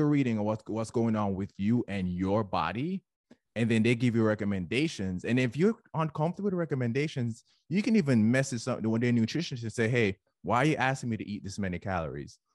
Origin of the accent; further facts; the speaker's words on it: Jamaica; now in United States; I'm Jamaican